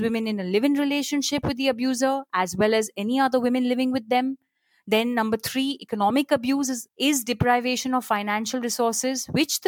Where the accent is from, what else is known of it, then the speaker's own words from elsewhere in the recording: Kolkata, West Bengal, India; also born or lived in Chandigarh; now in Mumbai, India; I was born in Chandigarh, brought up in Calcutta, live in Bombay